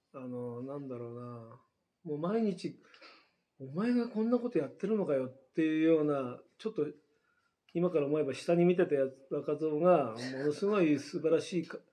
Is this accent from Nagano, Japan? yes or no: yes; Ogawa, Nagano, Japan; moved away as an adult; also born or lived in Tokyo; もともと僕は小川村育ちで小川村生まれ育って東京に出て